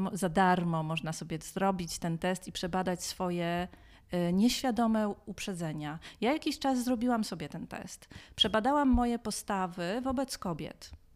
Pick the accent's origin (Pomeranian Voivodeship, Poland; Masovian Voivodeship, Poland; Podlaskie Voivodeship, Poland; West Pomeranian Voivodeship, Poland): Podlaskie Voivodeship, Poland; Białystok; urodziłam się w Białymstoku w latach 80